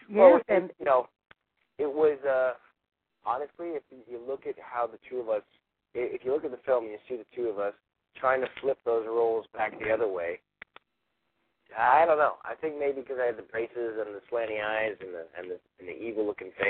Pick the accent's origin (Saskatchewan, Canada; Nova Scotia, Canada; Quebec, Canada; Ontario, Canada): Ontario, Canada; Toronto; moved away as an adult; now in Los Angeles, United States